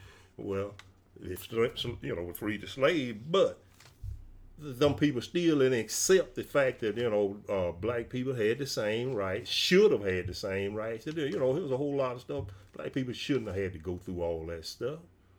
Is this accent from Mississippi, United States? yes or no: yes; Mississippi, United States; What we grew up in the South and Mississippi, and it's all over the state of Mississippi and the South too.